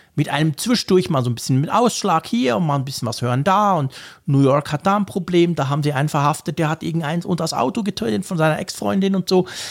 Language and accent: German; Switzerland; Bei uns in der Schweiz